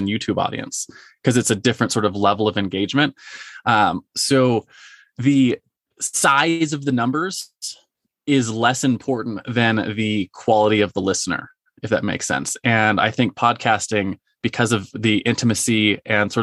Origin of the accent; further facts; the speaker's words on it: Marietta, United States; my hometown, you mentioned Marietta